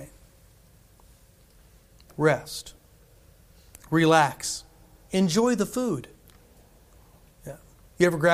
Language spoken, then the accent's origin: English; United States; us gluttonous Americans